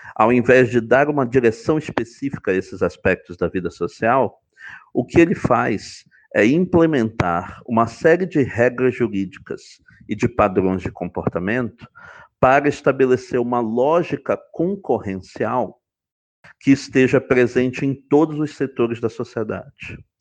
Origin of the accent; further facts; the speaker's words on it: Belém, Pará, Brazil; moved away as an adult; also born or lived in Santa Catarina / Frankfurt; now in Rio de Janeiro, Brazil; eu sou originalmente de, de Belém do Pará, é, de, é lá que eu cursei uh, o meu bacharelado em Direito na UFPA